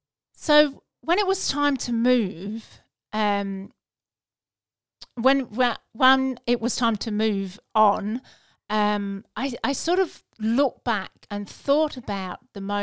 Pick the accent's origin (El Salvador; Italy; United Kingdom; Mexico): United Kingdom; England; moved away as an adult; now in Australia; We emigrated from England in 2001